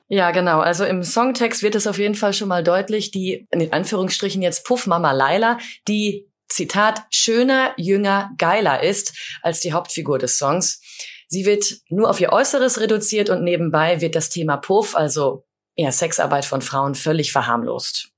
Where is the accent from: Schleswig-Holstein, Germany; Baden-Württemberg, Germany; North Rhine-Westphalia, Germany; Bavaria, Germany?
North Rhine-Westphalia, Germany; Sauerland; moved away; in meiner Heimat äh, im Sauerland